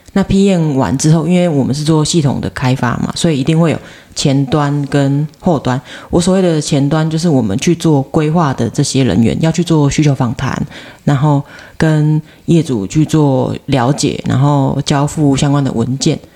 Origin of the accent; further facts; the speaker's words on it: Taiwan; 我们其实台湾人